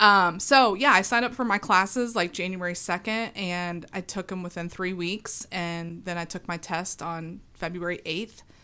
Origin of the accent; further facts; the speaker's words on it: West Chester, Ohio, United States; also born or lived in Maineville, Ohio / Morrow, Ohio; now in Franklin, United States; I grew up in Westchester.